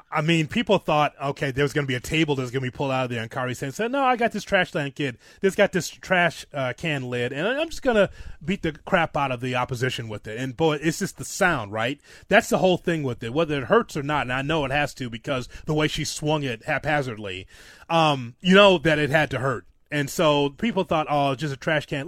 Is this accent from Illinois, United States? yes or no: yes; Chicago, Illinois, United States; my hometown, Chicago.